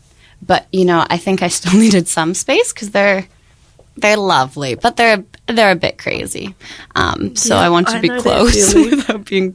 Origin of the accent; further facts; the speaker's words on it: Canada; moved away as an adult; now in Dunedin, New Zealand; I was born and raised in Canada. My family is originally from New Zealand, though.